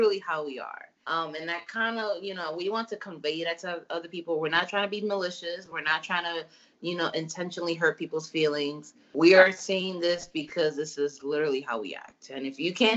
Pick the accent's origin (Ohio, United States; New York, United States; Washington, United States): New York, United States; our New York roots